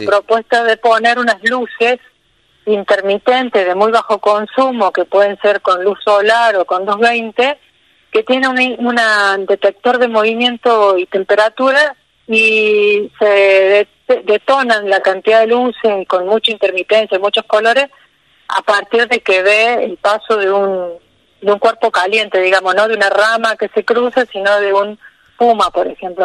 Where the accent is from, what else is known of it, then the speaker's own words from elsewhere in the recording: Río Tercero, Córdoba, Argentina; moved away as an adult; now in Villa Rumipal, Argentina; Yo soy de Río Tercero, que es una ciudad al sur de Córdoba. Sí, Y bueno, ahí hice la secundaria, está mi familia ahí